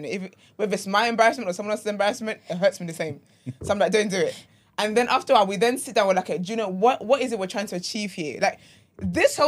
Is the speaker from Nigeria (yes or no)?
yes; Nigeria; now in United Kingdom; I'm Nigerian